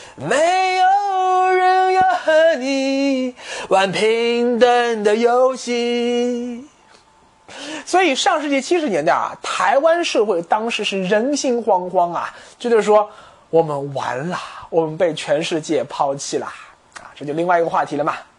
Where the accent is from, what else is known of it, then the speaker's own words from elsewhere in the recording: China; 我们中国人